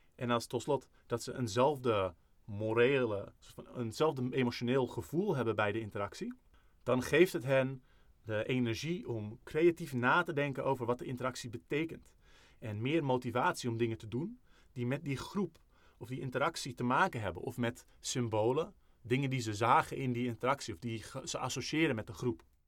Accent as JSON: {"language": "Dutch", "country": "Netherlands", "said": "wij zijn Nederlanders. Misschien is niet, voelt niet iedereen zich Nederlander die luistert, maar, eh, ik bijvoorbeeld wel."}